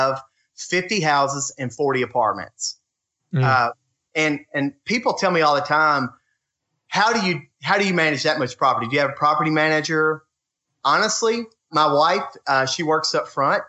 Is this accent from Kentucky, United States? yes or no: yes; Muhlenberg County, Kentucky, United States; I'm from Muhlenberg County or Ohio County